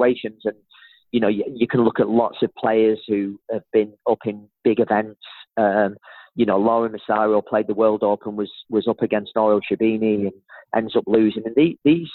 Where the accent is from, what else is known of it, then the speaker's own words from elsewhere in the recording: Manchester, North West England, United Kingdom; moved away; my hometown of Manchester